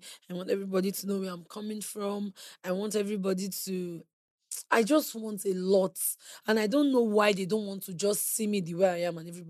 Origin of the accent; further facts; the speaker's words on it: Edo, Nigeria; I grew up in Edo State.